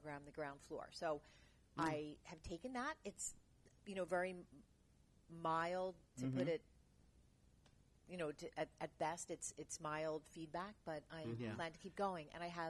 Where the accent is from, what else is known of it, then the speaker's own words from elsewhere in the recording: outside Philadelphia, Pennsylvania, United States; moved away; also born or lived in New York; I was raised outside Philadelphia.